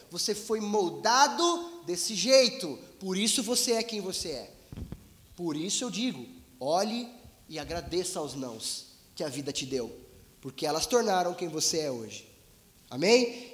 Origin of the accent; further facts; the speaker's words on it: Brazil; somos brasileiros, somos humildes, vivemos em um país em crise